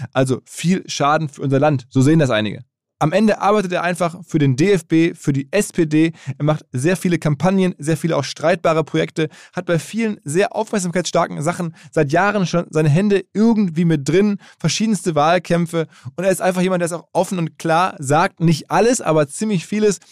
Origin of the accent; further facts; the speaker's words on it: Essen, North Rhine-Westphalia, Germany; ich mit Essen da schon ein bisschen zentraler bin